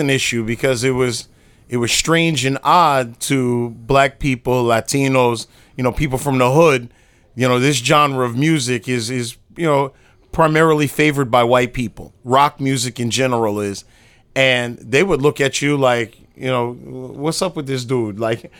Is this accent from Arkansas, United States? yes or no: no; New York City, New York, United States; I'm from Brooklyn, New York.